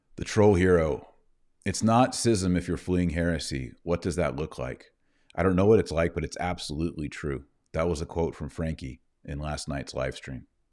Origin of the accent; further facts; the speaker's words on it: United States; me as an American